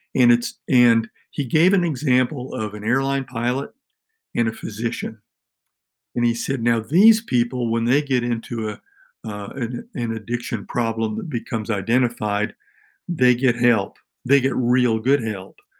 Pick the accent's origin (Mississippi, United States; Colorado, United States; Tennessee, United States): Tennessee, United States; Tennessee, my home state, and in our in our local county